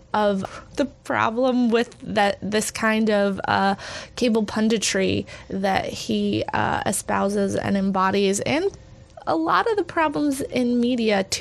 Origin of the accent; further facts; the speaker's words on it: Texas, United States; I grew up evangelical in Texas.